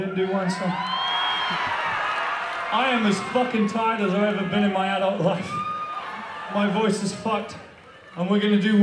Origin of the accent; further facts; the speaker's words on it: London, United Kingdom; I come from London, England.